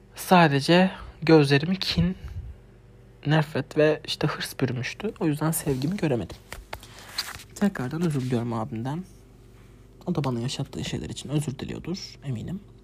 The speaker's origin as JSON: {"language": "Turkish", "region": "Adana", "country": "Turkey", "tie": "born or raised there", "said": "Biz fırının üstünde üstündeydi Adana ilk taşındığımızda evimiz"}